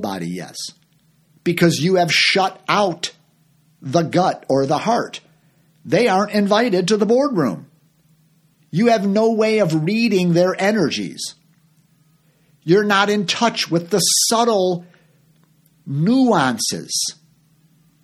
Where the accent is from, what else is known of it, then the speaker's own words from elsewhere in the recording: Chicago, Illinois, United States; moved away as an adult; also born or lived in Orlando, Florida; I'm from Chicago.